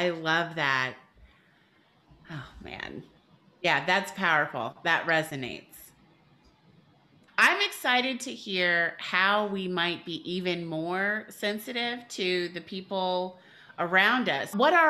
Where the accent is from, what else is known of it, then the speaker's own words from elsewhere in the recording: Brooklyn, New York, United States; I'm from Brooklyn.